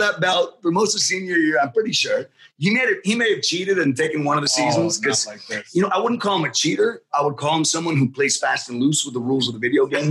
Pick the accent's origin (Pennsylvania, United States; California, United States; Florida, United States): Florida, United States; Miami; moved away as an adult; also born or lived in Boston; I come from Miami. It's hot and humid in Miami.